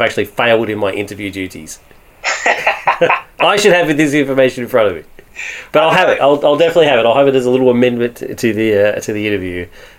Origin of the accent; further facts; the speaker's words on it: Australia; being Australian